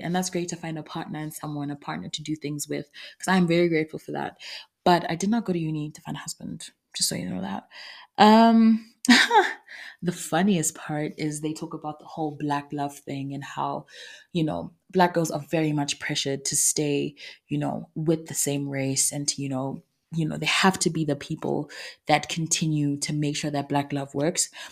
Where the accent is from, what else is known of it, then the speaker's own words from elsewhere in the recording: Zimbabwe; moved away; I come from Zimbabwe